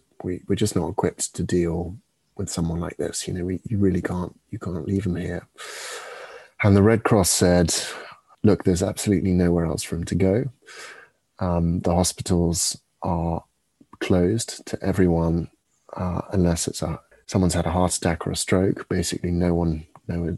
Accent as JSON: {"language": "English", "region": "England", "country": "United Kingdom", "moved": "yes", "lives_now": "France", "said": "we're from England"}